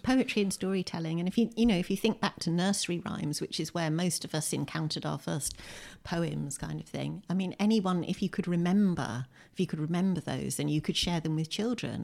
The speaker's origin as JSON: {"language": "English", "town": "Windsor", "region": "South East England", "country": "United Kingdom", "tie": "born or raised there", "also_born_or_lived": "Bradford, West Yorkshire", "moved": "as an adult", "lives_now": "Lewes, United Kingdom", "said": "I was born in Windsor, in Berkshire, in nineteen sixty-two. And, uh, I grew up in Windsor"}